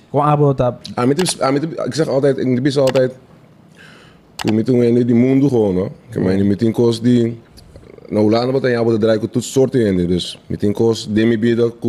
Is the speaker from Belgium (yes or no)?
no; Netherlands; Ik ben Nederlander, man, G.